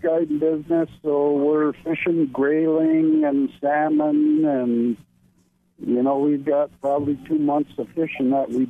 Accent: Alaska, United States; I'm a Alaskan Eskimo, I guess you call it.

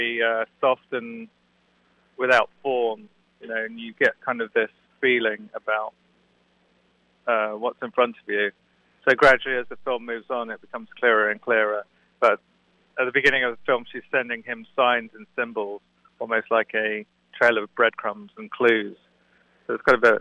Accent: Suffolk, East of England, United Kingdom; moved away as an adult; also born or lived in London; now in New York, United States; I grew up in Suffolk, which is a tiny

